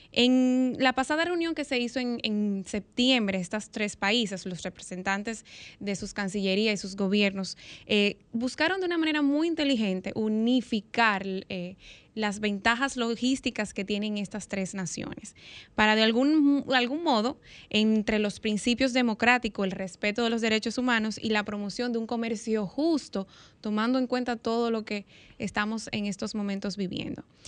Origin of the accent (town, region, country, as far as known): Dominican Republic